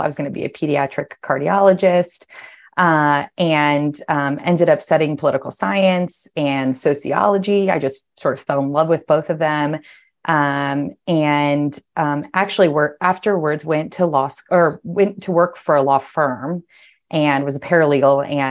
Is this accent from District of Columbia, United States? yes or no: yes; Washington, District of Columbia, United States; It was an awesome place to grow up. I grew up right outside of Capitol Hill, so literally within view of the Capitol, and I loved the city.